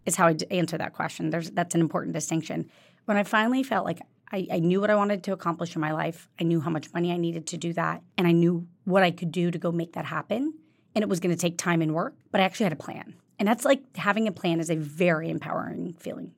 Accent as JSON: {"language": "English", "town": "Jacksonville", "region": "Florida", "country": "United States", "tie": "born or raised there", "also_born_or_lived": "Kentucky", "moved": "yes", "said": "I was born in Kentucky. I grew up in Jacksonville, Florida, um, which is very close to Georgia."}